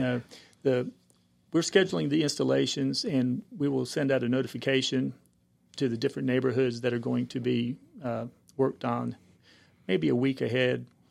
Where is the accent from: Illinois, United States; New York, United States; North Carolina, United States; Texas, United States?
North Carolina, United States; Cumberland County; also born or lived in Greenville, North Carolina; I'm originally from the Cumberland County area